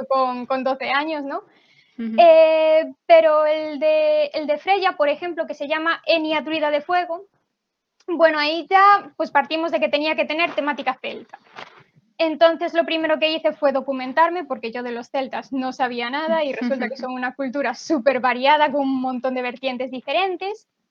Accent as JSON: {"language": "Spanish", "region": "Galicia", "country": "Spain", "said": "yo soy de Galicia, entonces también tenía lengua gallega"}